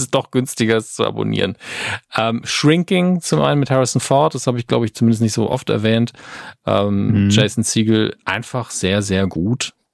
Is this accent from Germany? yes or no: yes; Merzig, Saarland, Germany; moved away; Ist ja meine alte Heimat